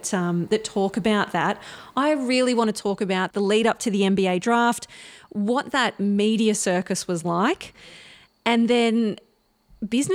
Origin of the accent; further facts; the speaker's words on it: Bendigo, Victoria, Australia; my hometown, Bendigo, in central Victoria